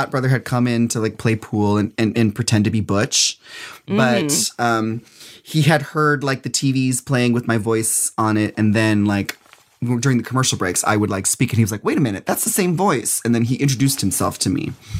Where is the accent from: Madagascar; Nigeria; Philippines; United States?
Philippines; I'm a Filipino. My husband, he's Puerto Rican and Chilean. We both have gigantic families.